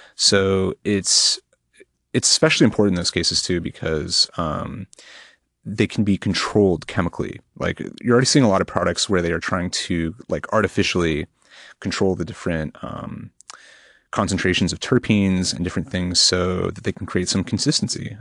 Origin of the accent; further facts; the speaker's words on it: Portland, Oregon, United States; also born or lived in Eugene, Oregon; I'm from Portland, Oregon